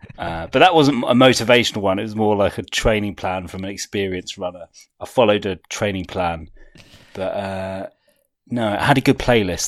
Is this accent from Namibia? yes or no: no; United Kingdom; as a British person